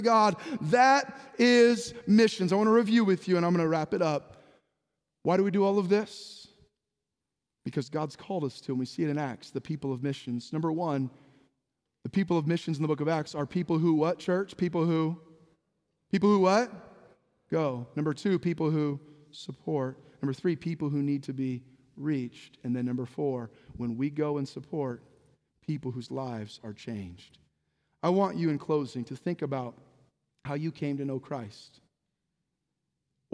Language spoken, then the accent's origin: English; San Jose, California, United States; I was born in 1978 in San Jose, California.